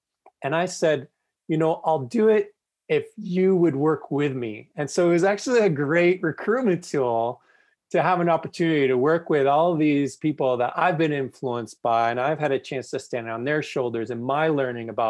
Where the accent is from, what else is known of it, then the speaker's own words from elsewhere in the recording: Toronto, Ontario, Canada; moved away as an adult; now in Calgary, Canada; Toronto, which is actually my hometown